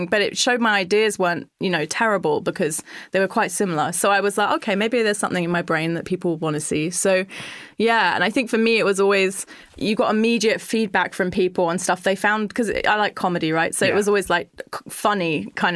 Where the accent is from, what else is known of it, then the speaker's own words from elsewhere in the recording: London, United Kingdom; we're all like from London